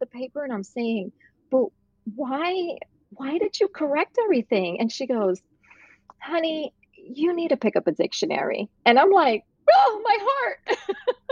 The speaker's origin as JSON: {"language": "English", "town": "New York City", "region": "New York", "country": "United States", "tie": "born or raised there", "also_born_or_lived": "Puerto Rico", "said": "I'm actually from Puerto Rico, but I grew up in Brooklyn, New York."}